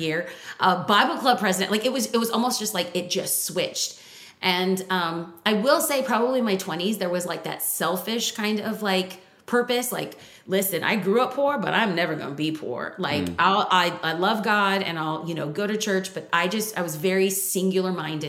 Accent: California, United States; we're from California

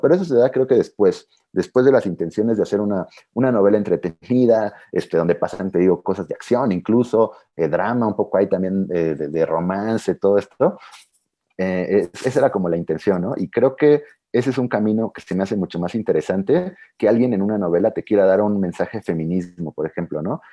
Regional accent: Mexico; como alguien mexicano que he vivido toda mi vida en México

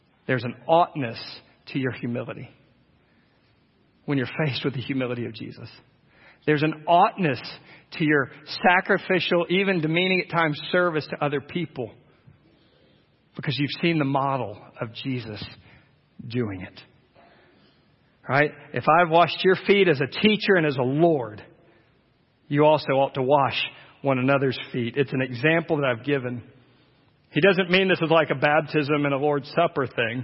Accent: United States; as American Christians

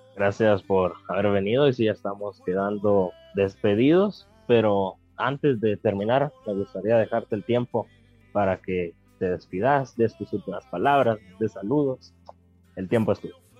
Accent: Guatemala; como guatemaltecos y guatemaltecas

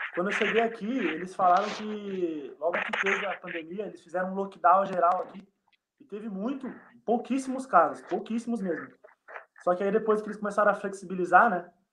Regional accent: Embu das Artes, São Paulo, Brazil; moved away as an adult; also born or lived in Uberlândia; now in Bytów, Poland; eu não sou de Uberlândia não, cara, eu sou de Embu das Artes, São Paulo.

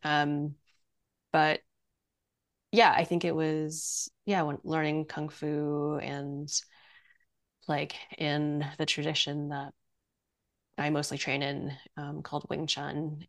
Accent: Montreal, Quebec, Canada; also born or lived in Penang, Malaysia; I was born in in Malaysia in Penang and we moved when I was like 3 um, to Montreal

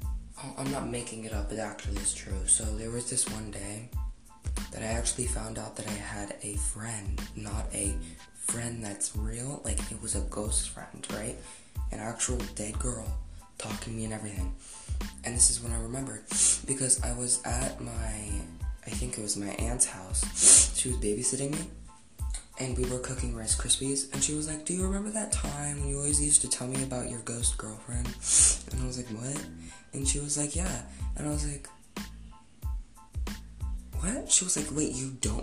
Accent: Denver, Colorado, United States; I had to move back to my hometown, Denver, Colorado

